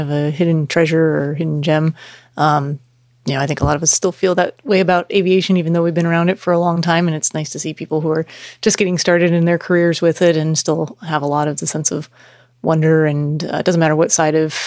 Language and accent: English; Chicago, Illinois, United States; I grew up in Chicago